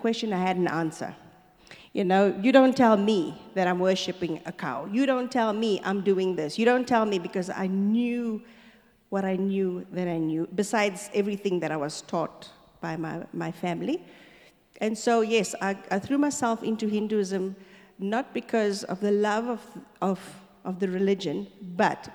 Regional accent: Stanger, KwaZulu-Natal, South Africa; moved away as an adult; also born or lived in Darnall / Durban / Johannesburg; we moved to Stanger. So I grew up in Stanger. I did my whole schooling in a little sugarcane plantation town

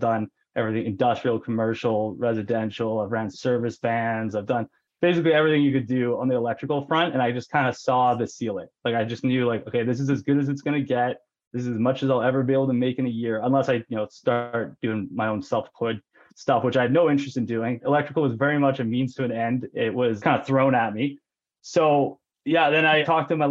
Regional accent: Penticton, British Columbia, Canada; also born or lived in Lower Mainland, British Columbia; I am from Penticton, BC, the beautiful Okanagan Valley here, and was born and raised

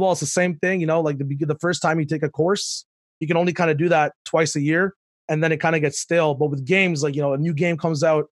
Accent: Dubai, United Arab Emirates; also born or lived in Pakistan; Yeah, so I was born in Pakistan, but then my parents, you know, business opportunities, and, you know, you can't spell business without Dubai in the middle. So that's where we moved to.

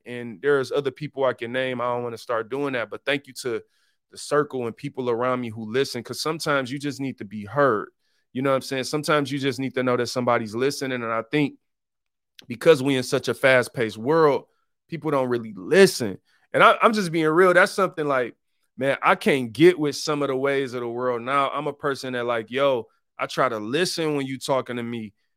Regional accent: Detroit, Michigan, United States; I'm from Detroit, one of the poorest cities in America, 'cause I grew up on the east side

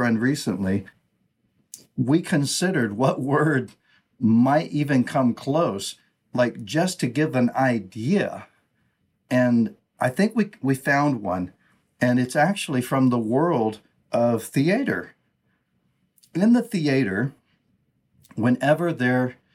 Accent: United States; first language English; in my language, right, English, I'm an American, Western culture and thinking

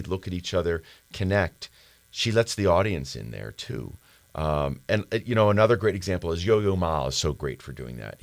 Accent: Philadelphia, Pennsylvania, United States; even though we're both from Philadelphia

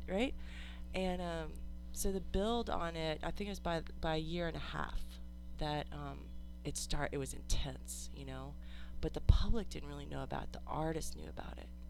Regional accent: New Jersey, United States; moved away as an adult; now in Austin, United States; I moved here from New Jersey and I, I grew up with access to New York City

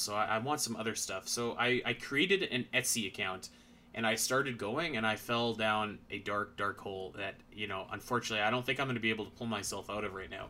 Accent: Canada; I'm Canadian.

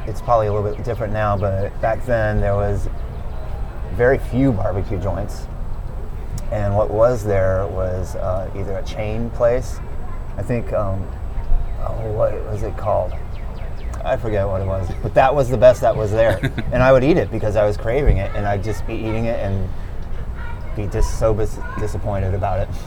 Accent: El Paso, Texas, United States; moved away as an adult; also born or lived in Austin, Texas; now in Charleston, United States; I grew up in El Paso, Texas

